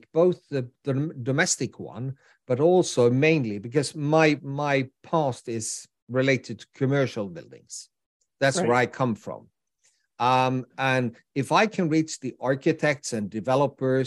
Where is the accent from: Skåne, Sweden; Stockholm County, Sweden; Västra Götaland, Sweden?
Västra Götaland, Sweden; Gothenburg; my hometown, which is Gothenburg